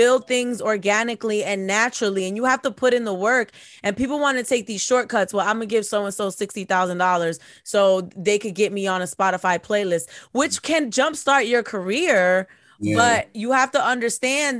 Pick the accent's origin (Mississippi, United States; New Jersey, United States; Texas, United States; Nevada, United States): New Jersey, United States; We're from Jersey